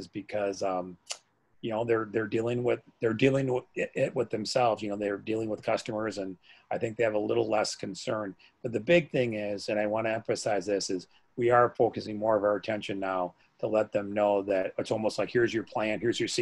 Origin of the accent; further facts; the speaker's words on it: Wisconsin, United States; my hometown called Jones's.